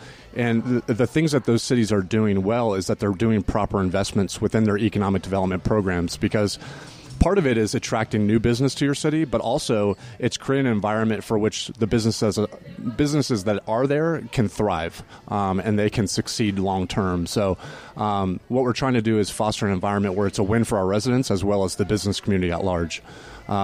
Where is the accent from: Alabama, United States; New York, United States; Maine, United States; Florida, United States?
Florida, United States; Altamonte Springs; now in Apopka, United States; I was born and raised right here in Central Florida. I grew up in Altamont Springs, and my wife Kelly and I moved to the city of Apopka about 15 years ago.